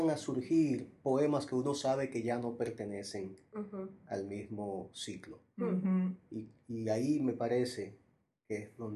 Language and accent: Spanish; Santo Domingo, Distrito Nacional, Dominican Republic; also born or lived in Puerto Rico; now in New York, United States; yo me fui desplazando, primero de Santo Domingo a Puerto Rico, donde viví casi un año, luego de Puerto Rico a Nueva York. Y es en Nueva York donde creo que se termina de, escribir